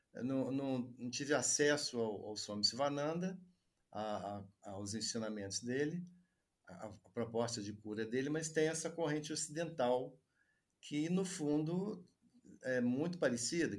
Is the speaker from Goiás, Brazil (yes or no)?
no; Juiz de Fora, Minas Gerais, Brazil; Eu fiz graduação em medicina aqui em Juiz de Fora, onde eu vivo, né? atualmente, onde eu nasci também